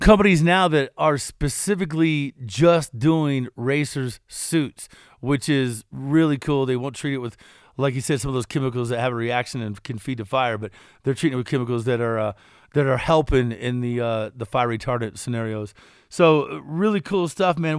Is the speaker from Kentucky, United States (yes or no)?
yes; Kentucky, United States; I'm from Kentucky